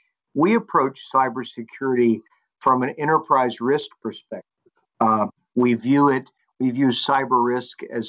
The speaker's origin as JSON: {"language": "English", "town": "Charlotte", "region": "North Carolina", "country": "United States", "tie": "born or raised there", "also_born_or_lived": "Manhattan, New York", "moved": "as an adult", "lives_now": "New York, United States", "said": "I was born in Charlotte, North Carolina, on the east coast of the U.S."}